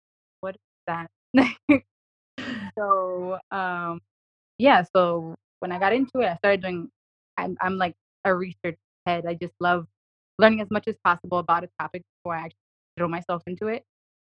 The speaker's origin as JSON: {"language": "English", "town": "New York City", "region": "New York", "country": "United States", "said": "I'm from New York City"}